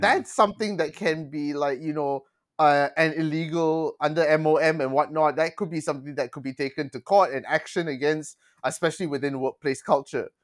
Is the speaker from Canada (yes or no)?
no; Malaysia; I'm Malaysian.